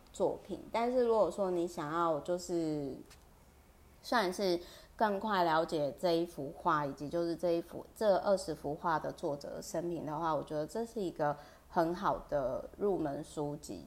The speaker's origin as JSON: {"language": "Chinese", "region": "Kaohsiung", "country": "Taiwan", "tie": "born or raised there", "also_born_or_lived": "Taipei", "said": "我台北跟高雄坐的地方都是很靠近美术馆，然后特别是我老家就是在高雄美术馆附近"}